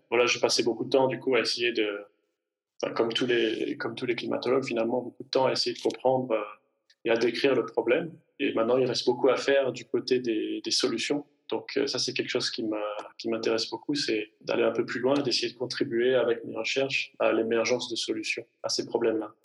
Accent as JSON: {"language": "French", "region": "Provence-Alpes-Côte d'Azur", "country": "France", "tie": "born or raised there", "moved": "as an adult", "lives_now": "Zurich, Switzerland", "said": "je vis en Suisse, mais je suis originaire des Hautes-Alpes en France"}